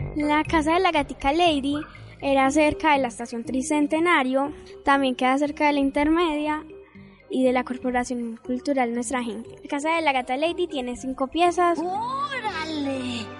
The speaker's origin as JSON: {"language": "Spanish", "town": "Medellín", "region": "Antioquia", "country": "Colombia", "said": "Tengo 11 años. Soy de la Comuna 2"}